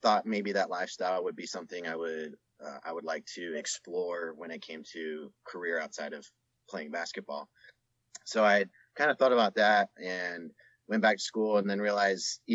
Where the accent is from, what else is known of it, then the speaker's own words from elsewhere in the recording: just outside of Salt Lake City, Utah, United States; I grew up just outside of Salt Lake City